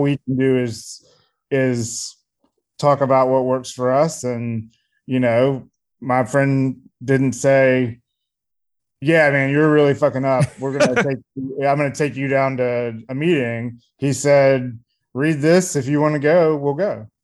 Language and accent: English; Columbia, South Carolina, United States; I grew up in a kind of middle upper middle class family um, in Columbia, South Carolina, um, in the '90s